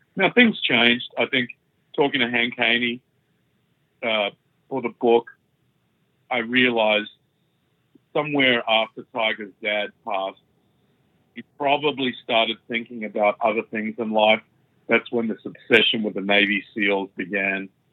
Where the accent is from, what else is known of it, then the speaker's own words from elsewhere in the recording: Australia; I'm Australian